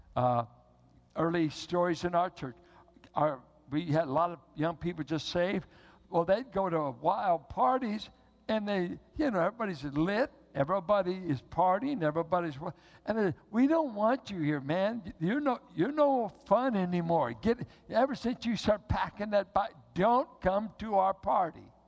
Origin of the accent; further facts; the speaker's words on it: Richmond, United States; now in Bay Area, United States; I grew up in Richmond where it was white and black. Grew up with southern whites and southern blacks in Richmond from the World War II war years.